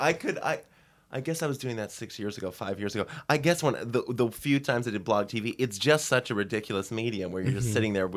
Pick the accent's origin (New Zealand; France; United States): United States; Hamilton, Massachusetts; I'm from Boston, Massachusetts, just like 20 minutes north of there from a little town called Hamilton.